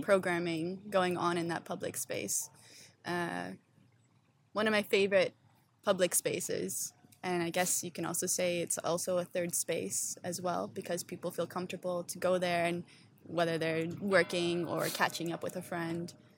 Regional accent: Stoney Creek, Ontario, Canada; moved away as an adult; also born or lived in Toronto; now in Amsterdam, Netherlands; so I'm originally from Stony Creek, Ontario

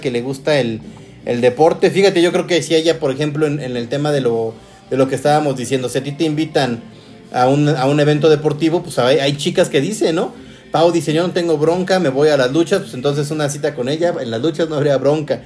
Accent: Guadalajara, Jalisco, Mexico; soy de Guadalajara, Jalisco. Nací y, obviamente allá, allá tuve mucho, mucho que ver en Guadalajara

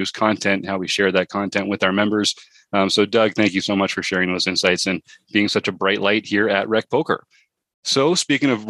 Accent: Toronto, Ontario, Canada; I grew up in Toronto

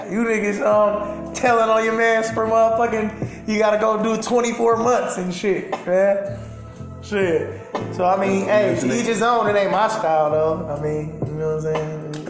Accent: Milwaukee, Wisconsin, United States; growing up in Milwaukee

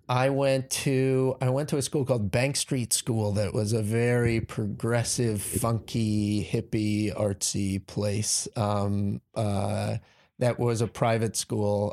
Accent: New York City, New York, United States; moved away; also born or lived in Connecticut; I grew up in New York City on the Upper West Side of Manhattan

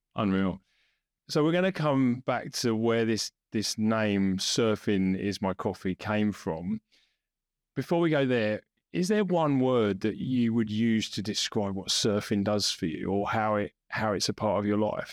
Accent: England, United Kingdom; now in Australia; being English

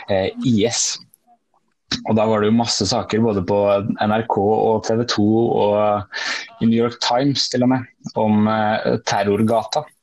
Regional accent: Fredrikstad, Viken, Norway; moved away as an adult; Eh, jeg vet ikke om dere har hørt om Lysleby, eh, Det er, eh, det er der jeg er fra. Altså. Det er, vi er 10 000, rundt 10 000 mennesker som bor der.

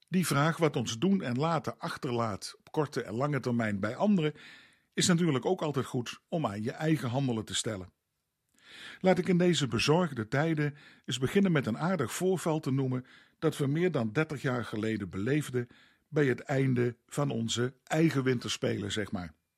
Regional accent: Netherlands

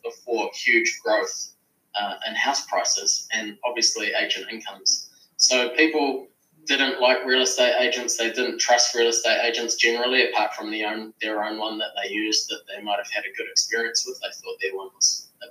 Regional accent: Kapiti Coast, Wellington, New Zealand; I am from the Kapiti Coast, north of Wellington

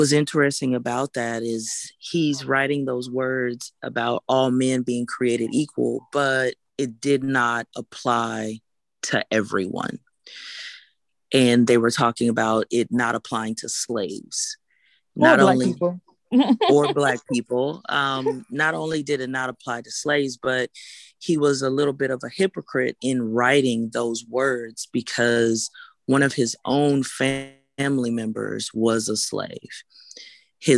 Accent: Houston, Texas, United States; I'm from Houston

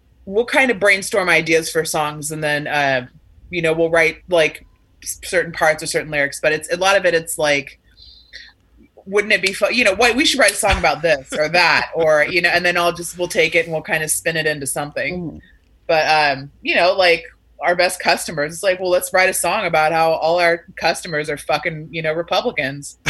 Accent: Sacramento, California, United States; now in Los Angeles, United States; I'm originally from Sacramento

